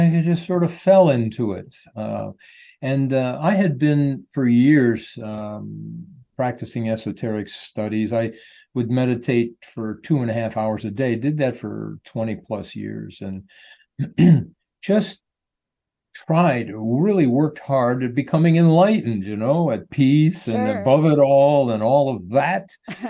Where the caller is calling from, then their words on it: Sarasota, Florida, United States; I'm in Sarasota, Florida. It's a nice little town that's growing like crazy, but we're doing very well here.